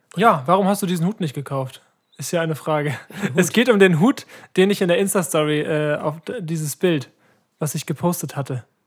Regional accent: Ratekau, Schleswig-Holstein, Germany; bei uns in Ratekau

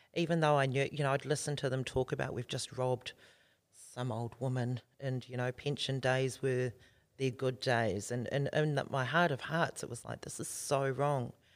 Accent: Auckland, New Zealand; moved away as an adult; now in Australia; we were born and bred in South Auckland in the hood there, Ōtara.

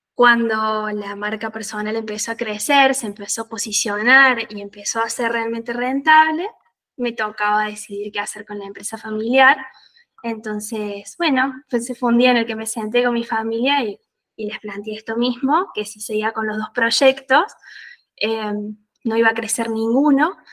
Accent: Bell Ville, Córdoba, Argentina; moved away as an adult; also born or lived in Villa General Belgrano, Argentina; now in Italy; vivía un poco en Belville, que es de donde soy

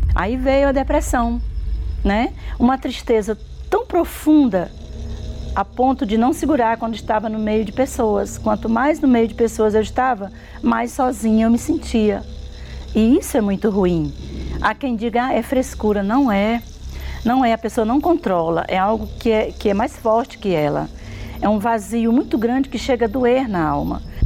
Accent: interior of Piauí, Brazil; moved away; also born or lived in São Paulo; nós temos uma fazenda no mesmo interior, no mesmo município, onde eu nasci, onde, onde tudo foi difícil, onde eu fui tive uma vida miserável e humilhante

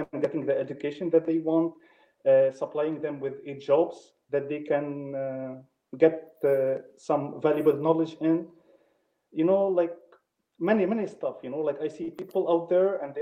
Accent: Lebanon; moved away as an adult; also born or lived in Poland; now in Denmark; I'm originally from Lebanon, but I'm currently in Denmark

